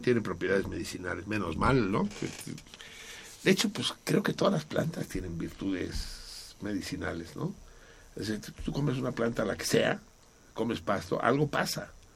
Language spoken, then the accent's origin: Spanish; Mexico City, Mexico; Soy Tenochca y soy del DF